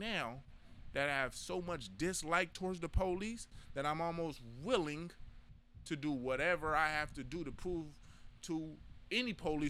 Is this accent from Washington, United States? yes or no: no; San Diego, California, United States; I'm sorry that I'm from Southeast San Diego.